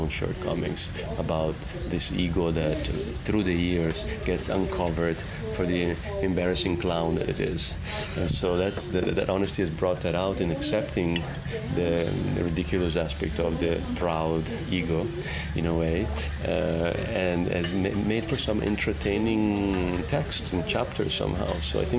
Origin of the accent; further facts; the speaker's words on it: Italy; English is a second language; now in United States; So I think what's happening there is I see it happening in my home country in Italy as well. Of course, I've seen it in the adopted country of America as well.